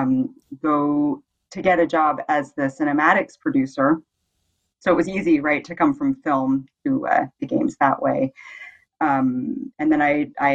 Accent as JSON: {"language": "English", "area": "Bay Area", "region": "California", "country": "United States", "moved": "as an adult", "lives_now": "Denmark", "said": "I'm from the Bay Area in California"}